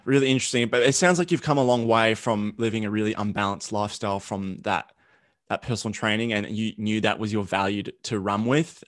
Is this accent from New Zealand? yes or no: no; Australia; accent: thick Australian; my Australian accent, it's like super thick